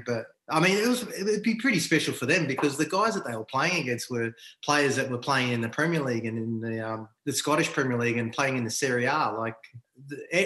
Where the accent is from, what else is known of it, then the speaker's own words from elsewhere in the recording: New Zealand; also born or lived in Papua New Guinea (mother's birthplace); now in Australia; I was born in New Zealand